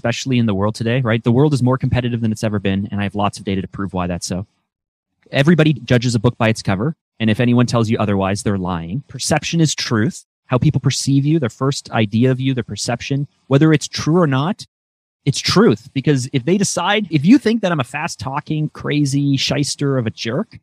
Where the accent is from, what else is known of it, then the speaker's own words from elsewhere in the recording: outside Toronto, Ontario, Canada; I'm Canadian, and so I'm just outside of Toronto